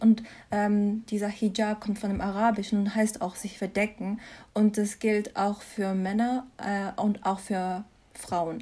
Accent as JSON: {"language": "German", "town": "Mannheim", "region": "Baden-Württemberg", "country": "Germany", "tie": "born or raised there", "also_born_or_lived": "Mainz", "moved": "as an adult", "lives_now": "Freiburg, Germany", "said": "ich bin hier geboren und aufgewachsen in Mannheim"}